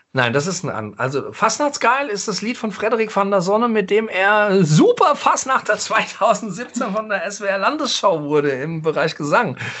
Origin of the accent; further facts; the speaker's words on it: Mainz, Rhineland-Palatinate, Germany; echter Mainzer. Ich bin im Hildegarteskrankenhaus geboren